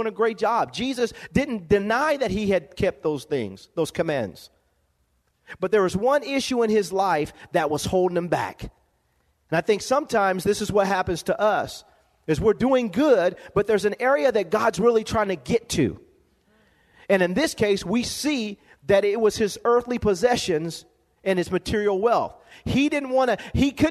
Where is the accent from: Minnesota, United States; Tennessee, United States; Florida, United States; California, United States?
California, United States; Lompoc; growing up in Lompoc, California, living in a one-bedroom home, apartment